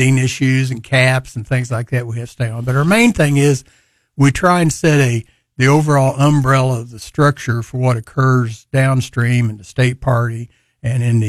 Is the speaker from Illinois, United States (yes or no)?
no; Hamilton, Missouri, United States; moved away as an adult; now in Springfield, United States; 20 miles from my hometown, Hamilton